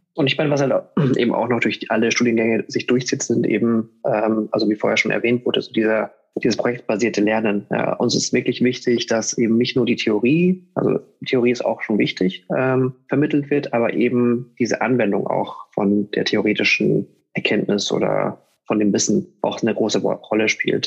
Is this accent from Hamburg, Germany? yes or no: no; Munich, Bavaria, Germany; ich komme aus München